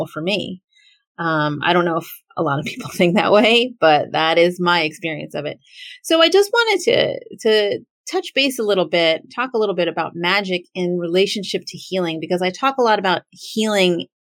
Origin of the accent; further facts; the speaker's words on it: United States; I am as a Filipina American who is an American born person, born to immigrant parents